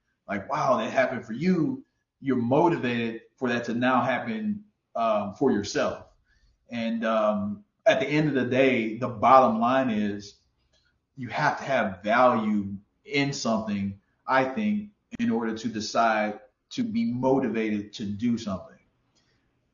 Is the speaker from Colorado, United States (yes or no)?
no; Houston, Texas, United States; I'm from Houston, Texas